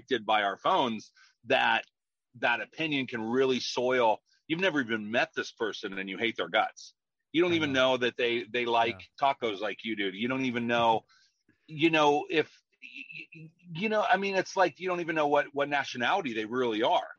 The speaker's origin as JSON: {"language": "English", "town": "Grass Valley", "region": "California", "country": "United States", "tie": "born or raised there", "said": "I grew up in Grass Valley, up in the sticks, you know, up in the mountains"}